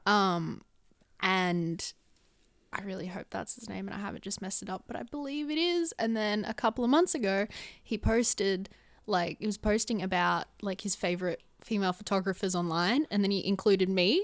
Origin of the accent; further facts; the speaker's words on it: Gold Coast, Queensland, Australia; moved away as an adult; now in Sydney, Australia; I was born and raised on the Gold Coast